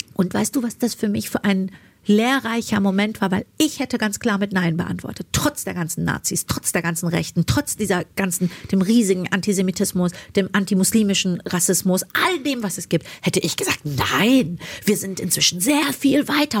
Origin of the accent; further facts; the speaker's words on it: Germany; also born or lived in Iran; in einem Land groß zu werden, was mir so viel Bildung mitgegeben hat